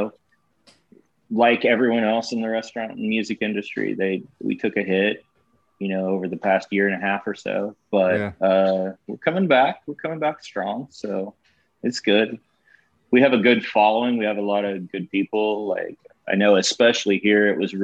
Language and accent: English; Kansas, United States; moved away; also born or lived in St. Louis; I grew up in Kansas and then moved around